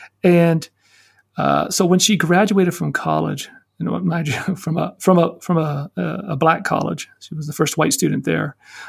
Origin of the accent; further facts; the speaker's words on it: Arlington, Virginia, United States; I was born and raised in Arlington, Virginia. Well, I mean, I'm a Southerner. Arlington was nice. I mean, it was, you know, right outside DC.